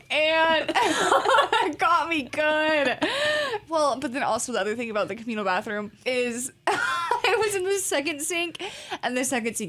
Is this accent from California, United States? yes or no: no; Salem, Oregon, United States; now in Corvallis, United States; Both Katie and I are from Salem, Oregon.